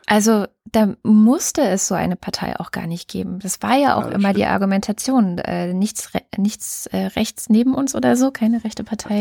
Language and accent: German; Germany; bei uns in Deutschland